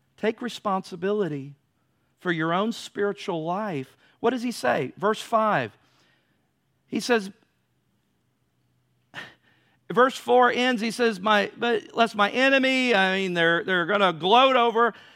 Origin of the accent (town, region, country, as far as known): United States